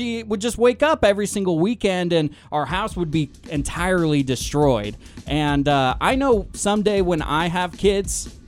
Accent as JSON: {"language": "English", "region": "Pacific Northwest", "country": "United States", "moved": "yes", "lives_now": "Sonoma County, United States", "said": "I am from the Pacific Northwest. I'm used to the rain"}